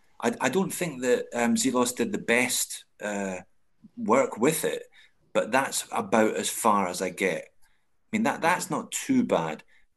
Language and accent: English; Ardrossan, Scotland, United Kingdom; now in Australia; Don't tell people I'm from Ardrossan.